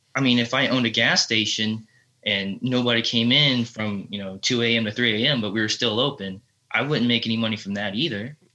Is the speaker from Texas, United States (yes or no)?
yes; Texas, United States; I'm from Texas